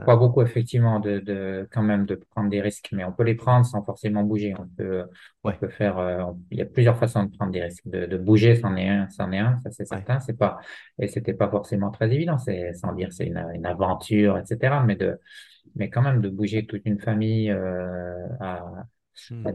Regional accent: Jura, Bourgogne-Franche-Comté, France; en tant que jurassien

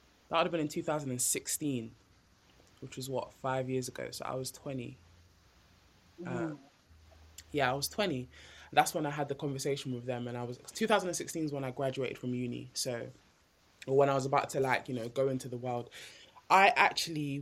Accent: Nigeria; I'm Nigerian

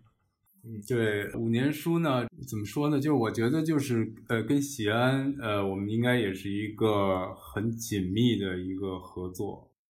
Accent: Beijing, China; 世界上可能只有我一个人是可以说土生土长的这种嗯。北京人或者当地人、本地人

